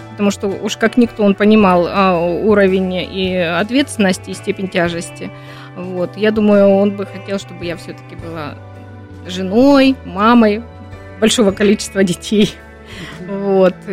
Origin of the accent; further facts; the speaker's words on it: Labinsk, Krasnodar Krai, Russia; Да, я из Лабинского района, из э, Лабинска и да вообще Кубань.